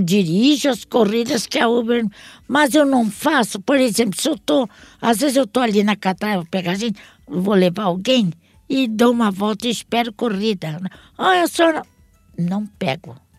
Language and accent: Portuguese; Santos, São Paulo, Brazil; also born or lived in Portugal; sempre fui radicada aqui Entendi. em Santos. Sempre morei em Santos